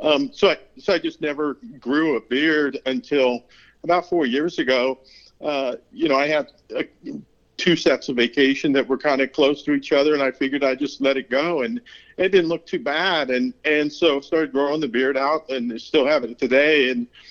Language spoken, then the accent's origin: English; Pacific Northwest, between Seattle and Vancouver, Washington, United States; now in Texas, United States; I was actually grew up in the beautiful Pacific Northwest, uh, just a stone's throw from the Canadian border between, uh, you know, Seattle and Vancouver.